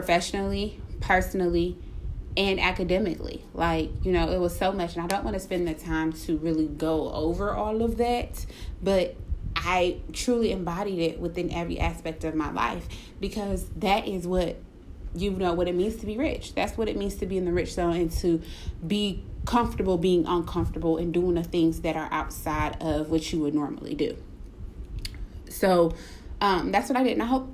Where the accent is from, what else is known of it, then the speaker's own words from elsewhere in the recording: Cleveland, Ohio, United States; I'm from Cleveland